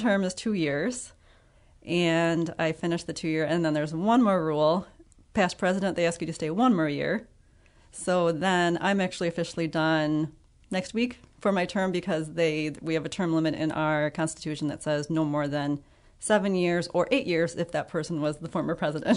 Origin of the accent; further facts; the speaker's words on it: Ottawa, Illinois, United States; moved away as an adult; also born or lived in Estherville, Iowa; now in Freeport, United States; I am originally from Ottawa, Illinois